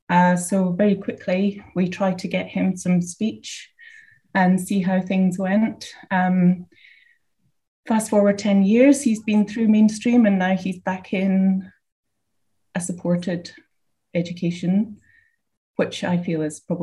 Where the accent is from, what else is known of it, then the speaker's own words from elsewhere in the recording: Scotland, United Kingdom; moved away as an adult; now in Qatar; I'm from Scotland. We have been in Qatar for 10 years, just about.